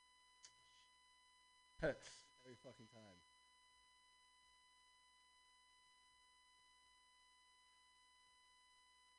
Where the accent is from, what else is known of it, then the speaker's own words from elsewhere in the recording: East Bay, California, United States; I'm from the East Bay